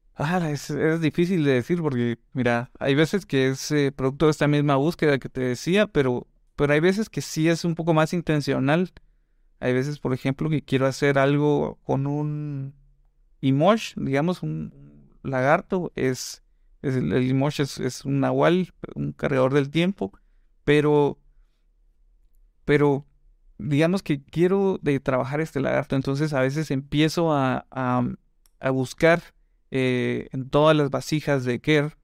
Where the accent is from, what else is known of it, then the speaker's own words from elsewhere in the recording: Guatemala City, Guatemala Department, Guatemala; also born or lived in Quetzaltenango (Xela); allá nací, pero crecí en, en el centro, aquí en la zona 1. La verdad es que me vine bien chavito